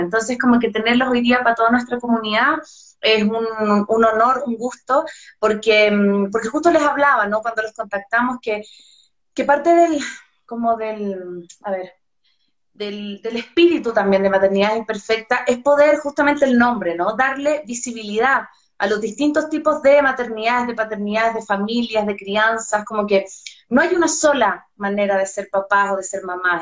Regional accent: Chile; soy chilena

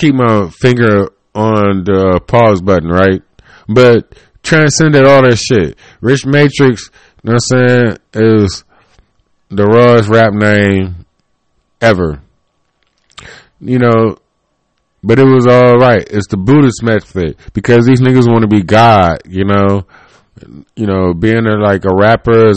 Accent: Cleveland, Ohio, United States; I was born in Cleveland, Ohio. And so I am like Cleveland, Ohio

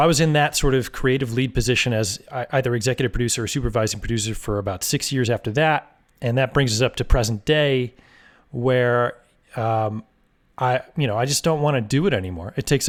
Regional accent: California, United States; born there; And then my dad, he was a DJ when I was born in the Bay Area.

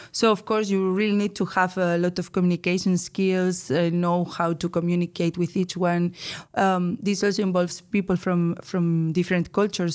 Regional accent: Bilbao, Basque Country, Spain; moved away as an adult; now in Netherlands; from the Basque Country, Bilbao, especially.

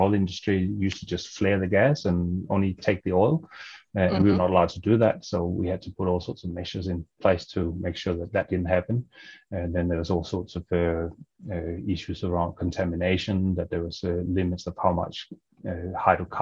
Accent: Denmark; moved away as an adult; now in Australia; I'm originally from Denmark

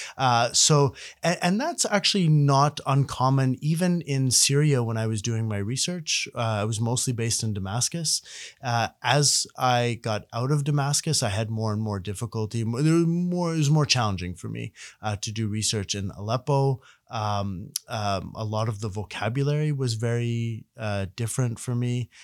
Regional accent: Ottawa, Ontario, Canada; I was born and raised in Ottawa, spoke Arabic at home

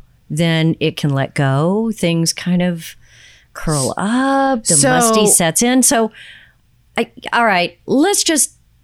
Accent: Houston, Texas, United States; first language English; I grew up in Houston

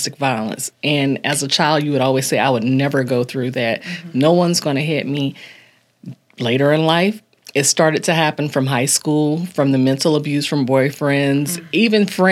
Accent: Ocala, Florida, United States; I'm from Ocala.

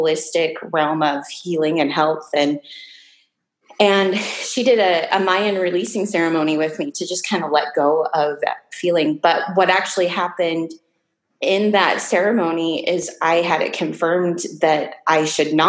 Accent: Salt Lake City, Utah, United States; I was born and raised in Salt Lake City, Utah

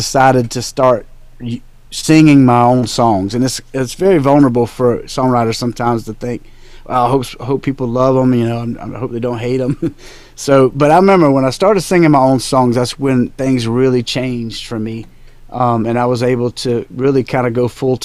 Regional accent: South Carolina, United States; now in Tennessee, United States; I'm originally from South Carolina. I live in Tennessee now.

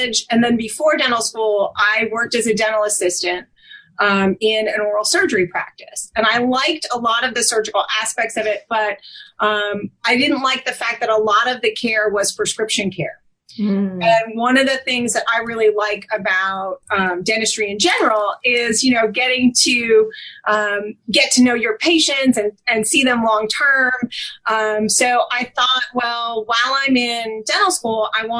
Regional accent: New Fairfield, Connecticut, United States; moved away as an adult; also born or lived in North Carolina / New York City / San Antonio / Nashville; now in Birmingham, United States; I grew up in Connecticut, New Fairfield, Connecticut, which is a very, very small town

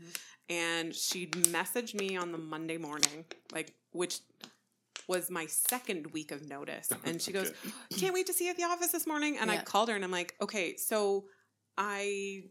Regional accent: Brantford, Ontario, Canada; I'm from Brantford so yeah. It was like okay this is my hometown

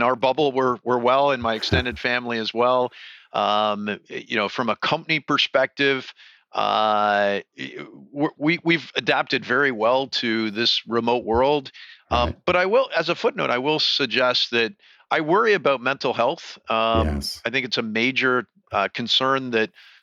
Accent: Toronto, Ontario, Canada; moved away as an adult; now in California, United States; So I grew up in Toronto, downtown Toronto.

